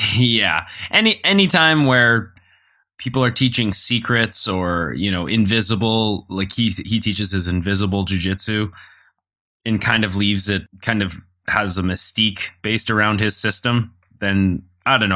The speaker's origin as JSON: {"language": "English", "country": "Canada", "said": "we're Canadian"}